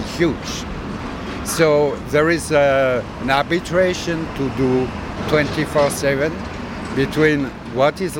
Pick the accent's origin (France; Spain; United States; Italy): France; I'm coming from France